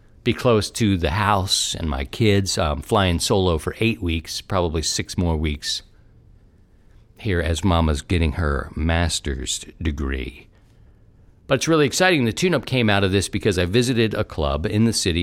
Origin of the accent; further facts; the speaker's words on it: Baltimore, Maryland, United States; now in St. Louis, United States; It goes back to the East Coast, growing up in Baltimore, and you are bred to not like certain things